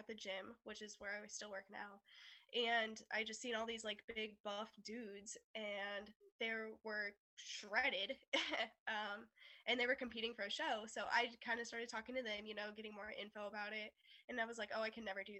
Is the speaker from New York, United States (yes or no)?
no; Lebanon, Missouri, United States; I'm 17 and I'm from Missouri